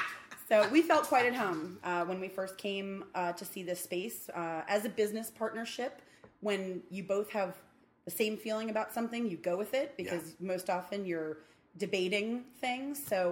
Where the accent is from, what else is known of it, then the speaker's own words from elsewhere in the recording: New York City, New York, United States; I grew up in Midwood, in a very, very boring corner of Midwood. But I got to escape. I left New York alone.